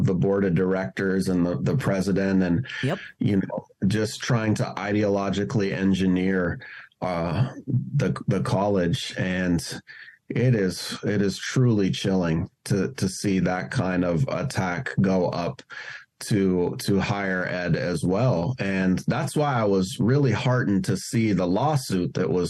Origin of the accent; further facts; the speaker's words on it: Seattle, Washington, United States; also born or lived in New York; my hometown of Seattle